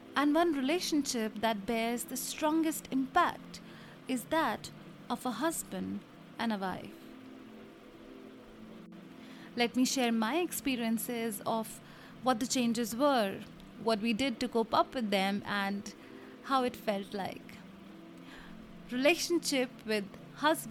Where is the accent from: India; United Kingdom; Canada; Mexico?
India; I come from India, and a lot of Indian families have on an average of 4 to 8 people living together. We are 7